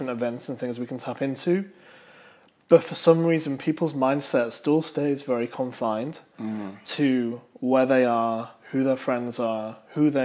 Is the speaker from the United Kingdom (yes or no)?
yes; United Kingdom; as a Brit that growing up